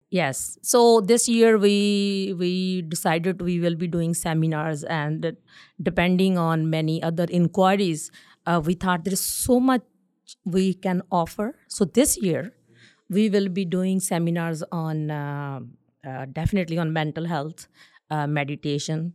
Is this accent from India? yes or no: yes; North India, India; moved away as an adult; now in Winnipeg, Canada; I'm from North India